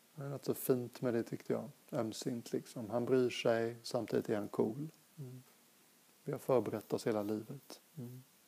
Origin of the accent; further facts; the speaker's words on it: Sweden; moved away as an adult; also born or lived in Thailand / England; Jag är svensk